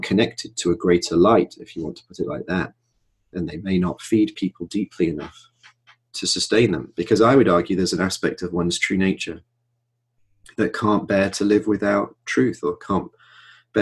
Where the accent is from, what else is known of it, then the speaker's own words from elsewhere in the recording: Manchester, North West England, United Kingdom; my hometown, Manchester